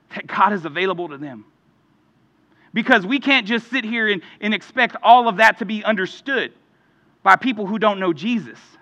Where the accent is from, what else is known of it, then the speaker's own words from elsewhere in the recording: Houston, Texas, United States; growing up in Houston